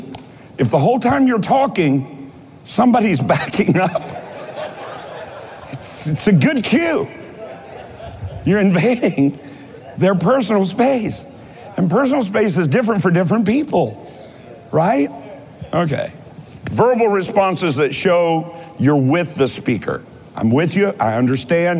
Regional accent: Kentucky, United States; I'm from Kentucky

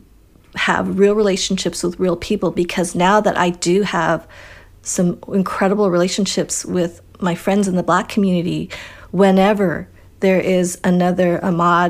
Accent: Colorado, United States; also born or lived in Wisconsin; growing up in Colorado

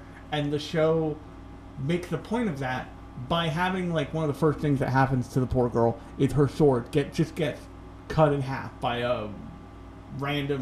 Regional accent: United States; as an American

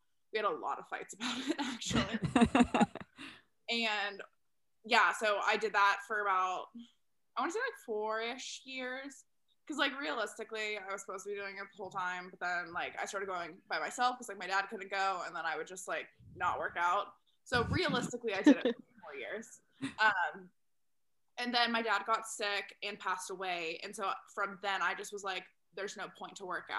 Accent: Texas, United States; moved away; also born or lived in Chicago; I'm originally from Texas

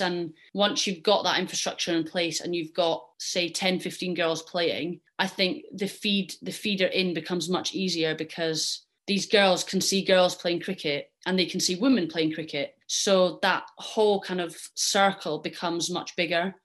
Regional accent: Scotland, United Kingdom; I'm Scottish and I represent Scotland

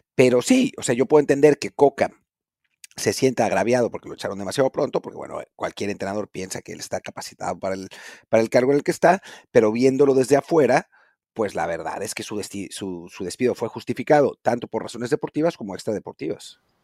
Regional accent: Mexico

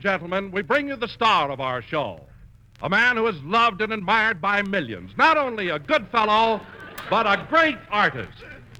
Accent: Denver, Colorado, United States; moved away; Denver happens to be my hometown

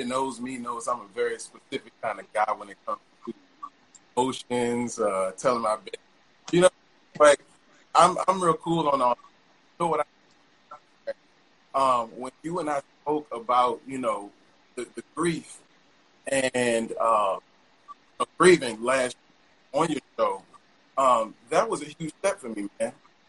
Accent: the South, United States; growing up in the South, you have to come back.

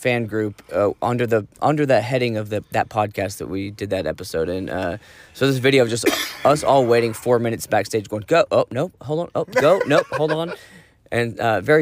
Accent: Dallas, Texas, United States; we're from Dallas, Texas, both

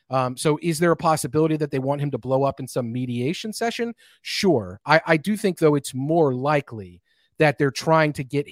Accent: Kentucky, United States; I am from Kentucky. I'm allowed

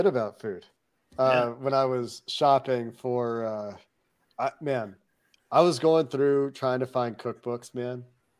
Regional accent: Cincinnati, Ohio, United States; moved away as an adult; also born or lived in Chicago, Illinois; now in Canada; I was born outside of Chicago, lived there for 2 weeks before I moved to Cincinnati as a two-week-old. Lived in Cincinnati as a kid until college, and then I haven't been back to live as an adult.

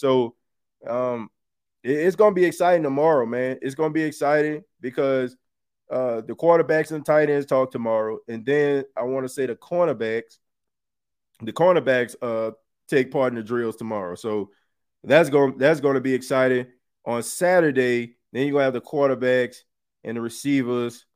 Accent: New Orleans, Louisiana, United States; I'm from New Orleans

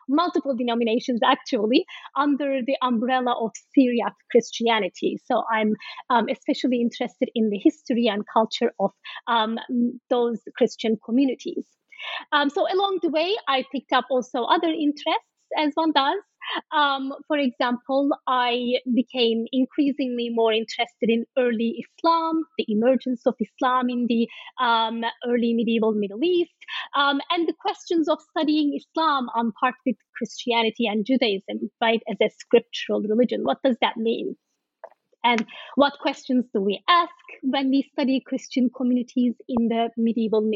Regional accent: Turkey; moved away; I am from Turkey, and in many ways I'm shaped by the legacies of that history

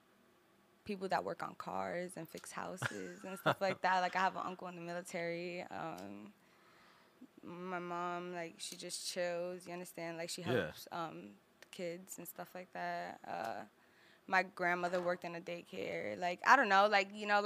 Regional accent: New York, United States; growing up in New York

